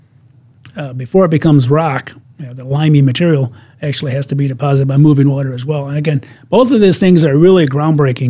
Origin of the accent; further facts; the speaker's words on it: Michigan, United States; my home state of Michigan